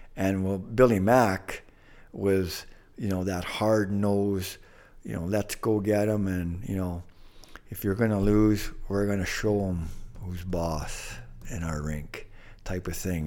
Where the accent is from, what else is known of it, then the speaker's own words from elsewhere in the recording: Thunder Bay, Ontario, Canada; where our high school is located, right across the street, was a psychiatric ward, a big one, the main one in, in Port Arthur